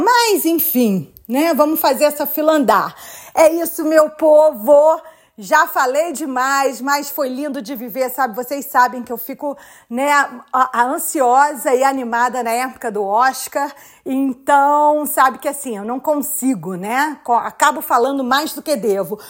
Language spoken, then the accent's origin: Portuguese; Brazil; now in United States; Eu também vim do Brasil, eu também vim de uma outra cultura